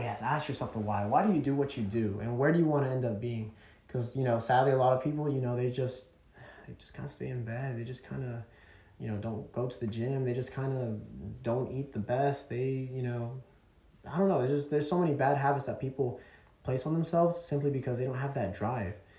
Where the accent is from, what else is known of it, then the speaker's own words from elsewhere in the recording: Chatsworth, Georgia, United States; also born or lived in California / Dalton; I was born in California, and I was raised in Chatsworth up until the age of two, 11